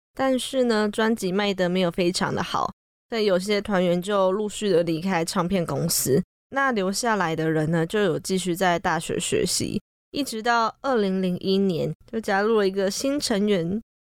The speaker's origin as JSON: {"language": "Chinese", "country": "Taiwan", "said": "我们台湾人"}